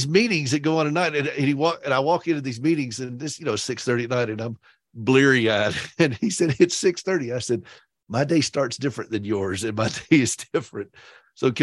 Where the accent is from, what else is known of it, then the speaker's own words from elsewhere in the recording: Upstate South Carolina, United States; I am from that state, but I'm from the upstate of South Carolina